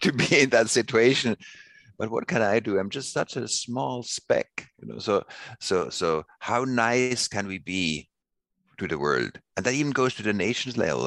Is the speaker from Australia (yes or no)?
no; Switzerland; I grew up in Switzerland and I was born in 62.